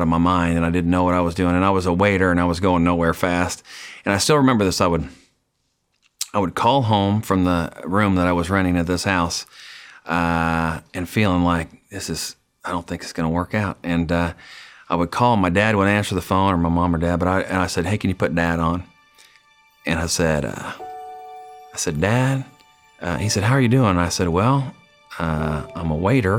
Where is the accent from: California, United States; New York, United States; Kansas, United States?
Kansas, United States; Colby; moved away as an adult; now in Nashville, United States; I grew up in Colby, Kansas, which is a town of 5,000 people